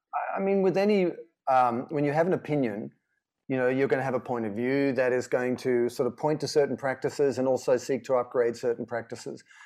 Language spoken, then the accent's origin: English; Sydney, New South Wales, Australia; I grew up in Sydney